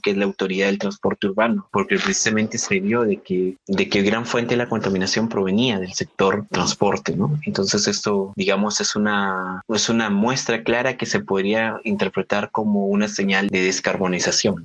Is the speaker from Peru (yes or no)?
yes; Piura, Peru; yo soy de una ciudad del norte de Piura, de, del norte de Perú, perdón, que se llama Piura